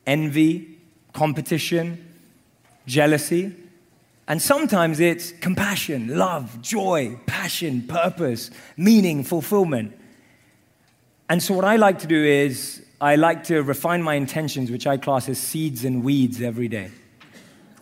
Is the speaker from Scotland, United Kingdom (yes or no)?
no; London, United Kingdom; I grew up in London.